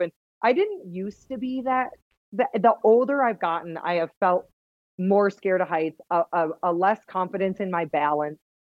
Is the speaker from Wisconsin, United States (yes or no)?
yes; Wisconsin, United States; accent: Wisconsin; now in Utah, United States; I grew up in Wisconsin